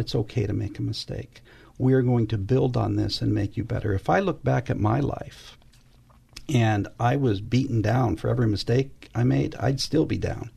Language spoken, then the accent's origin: English; West Covina, California, United States; also born or lived in Los Angeles, California; my parents took me home to a place called West Covina, California. But back when I grew up, it, there wasn't much there.